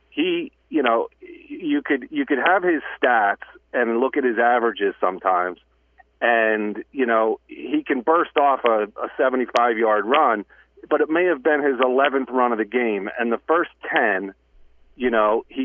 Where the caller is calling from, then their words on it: Cranford, New Jersey, United States; John and Jeff, it's … from Cranford.